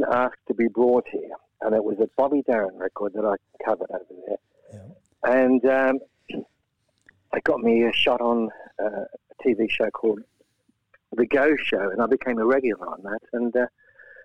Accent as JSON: {"language": "English", "country": "Australia", "tie": "born or raised there", "also_born_or_lived": "Latvia", "moved": "as an adult", "lives_now": "England", "said": "Yeah, I was brought up in Australia. In fact, we immigrated there as refugees."}